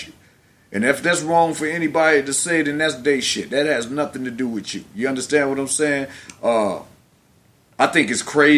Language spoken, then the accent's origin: English; Cleveland, Ohio, United States; I was born in Cleveland, Ohio.